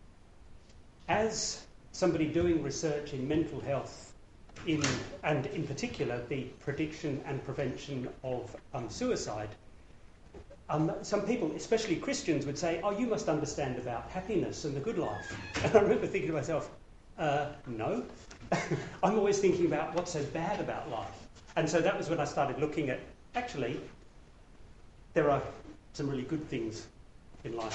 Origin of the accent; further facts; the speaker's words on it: Sydney, New South Wales, Australia; moved away as an adult; also born or lived in United Kingdom; now in Perth, Australia; I was born in the United Kingdom, moved to Australia when I was 13, grew up on the other side, on the East Coast, in Sydney, did my study there, worked there